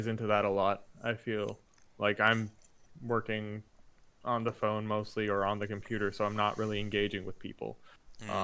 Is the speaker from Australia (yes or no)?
no; Jamaica; I grew up in Jamaica